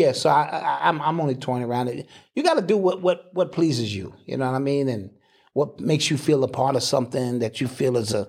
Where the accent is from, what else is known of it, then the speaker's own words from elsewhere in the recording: Mississippi, United States; I'm from Mississippi.